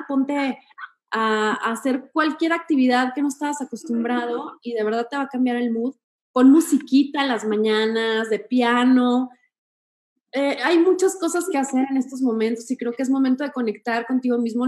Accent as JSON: {"language": "Spanish", "town": "Torreón", "region": "Coahuila", "country": "Mexico", "moved": "yes", "said": "soy de Torreón"}